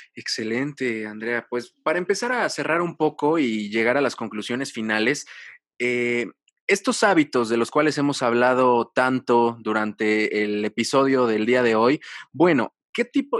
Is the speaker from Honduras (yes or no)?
no; Mexico; como mexicanos